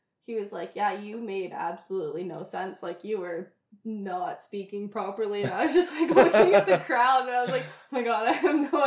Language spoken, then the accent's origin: English; Ontario, Canada; I was from Ontario, I skated in Quebec